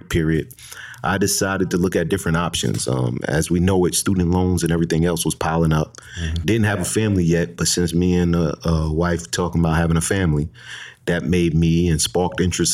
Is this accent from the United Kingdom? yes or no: no; New York, United States; moved away as an adult; also born or lived in San Diego, California; I'm originally from New York, so we headed back to the East Coast to be around the family